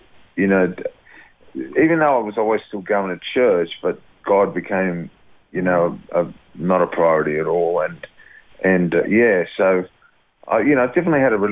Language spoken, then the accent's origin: English; Sydney, New South Wales, Australia; I was born in Brighton Mass Sands, which is just near the airport in Sydney